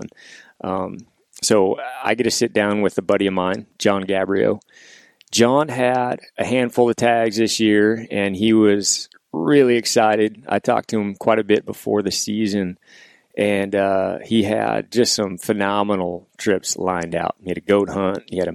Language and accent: English; Washington, United States; We're obviously here in Washington, my home state, both Washington guys